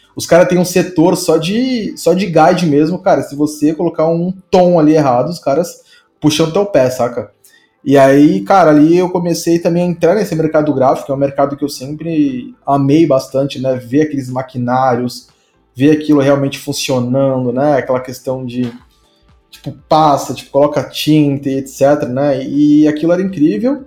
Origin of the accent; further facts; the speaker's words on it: Santo André, São Paulo, Brazil; eu sou de Santo André, né? Eu nasci em Santo André aí, que é interior de São Paulo